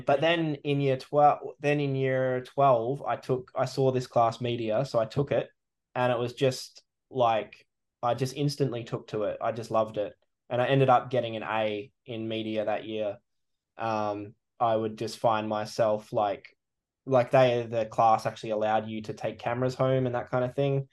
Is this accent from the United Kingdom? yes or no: no; country WA, Western Australia, Australia; born or raised there; also born or lived in New Zealand; now in east coast, Australia